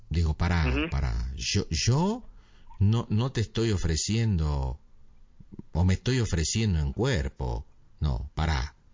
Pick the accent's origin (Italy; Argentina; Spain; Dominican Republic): Argentina; Buenos Aires; also born or lived in California; Yo nací en California. Pero cuando tenía tres años, eh, mi, madre me llevó a Buenos Aires